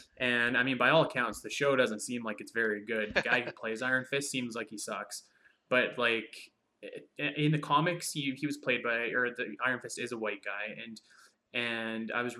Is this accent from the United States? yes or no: no; Canada; as a Canadian